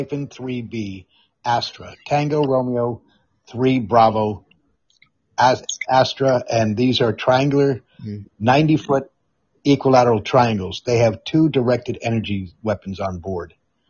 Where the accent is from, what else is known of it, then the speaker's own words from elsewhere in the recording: Netherlands; moved away; I grew up in the Netherlands. I consider Europe my home. I am 50% Scottish and 50% British.